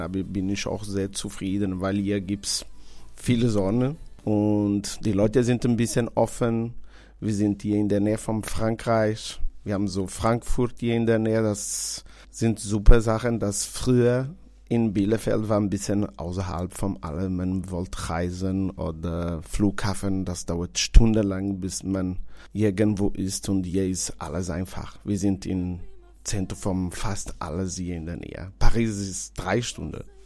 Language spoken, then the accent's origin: German; Porto Santo, Madeira, Portugal; German is a second language; moved away as an adult; now in Karlsruhe, Germany; ich bin in einer Insel geboren, auf Porto Santo Insel, gehört zu Madeira